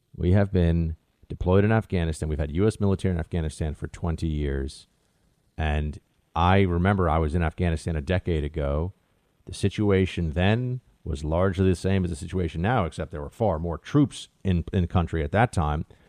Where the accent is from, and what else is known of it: United States